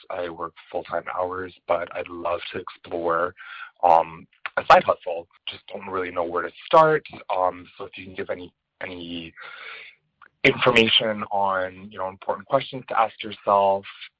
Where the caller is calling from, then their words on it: Montreal, Quebec, Canada; I'm calling from Montreal, Canada.